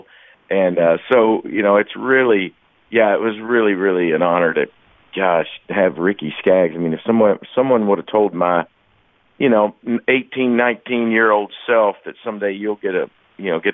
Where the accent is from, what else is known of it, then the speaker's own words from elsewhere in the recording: Kentucky, United States; first sounds I remember as a little boy growing up in Kentucky